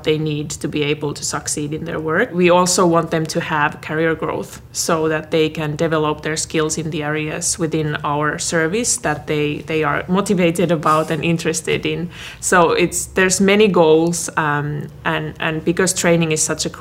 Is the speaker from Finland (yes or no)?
yes; Finland; moved away as an adult; Originally, I'm from Finland.